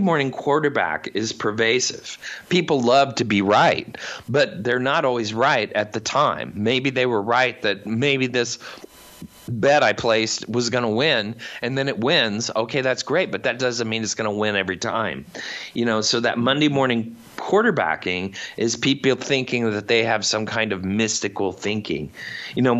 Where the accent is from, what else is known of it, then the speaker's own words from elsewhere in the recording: Indiana, United States; I come from the Midwest. I come from Indiana. Cornfields, not many people